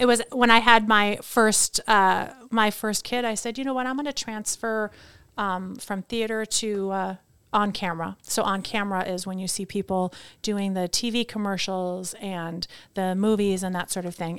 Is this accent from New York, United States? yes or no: no; Chippewa Falls, Wisconsin, United States; also born or lived in Princeton, New Jersey; So I grew up in Wisconsin, so I moved there when I was, like, six months.